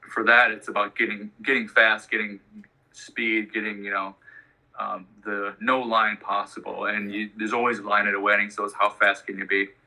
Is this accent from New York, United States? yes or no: no; Chicago, Illinois, United States; now in Santa Barbara, United States; I'm from Chicago.